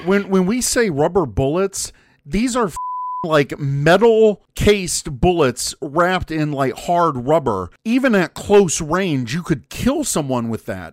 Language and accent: English; United States; now in Chicago, United States; as an American